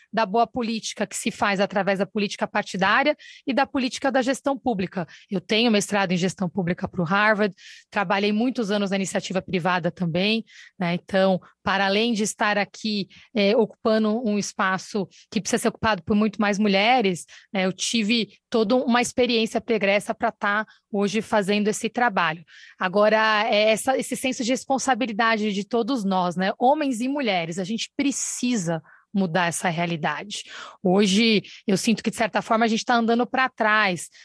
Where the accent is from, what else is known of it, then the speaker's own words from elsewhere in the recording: São Paulo, Brazil; Eu nasci no Campo Limpo